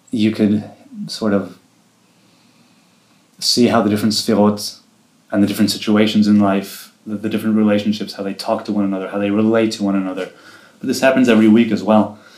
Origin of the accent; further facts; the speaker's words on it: Jerusalem, Jerusalem District, Israel; also born or lived in Rehovot / Safed; Jerusalem. I've lived here my whole life. I moved here when I was two from the Chovot, and other than a few years in Tzfat, I've lived here all my life.